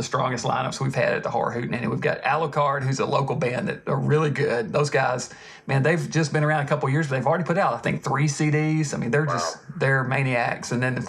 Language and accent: English; Nashville, Tennessee, United States; I'm from Nashville.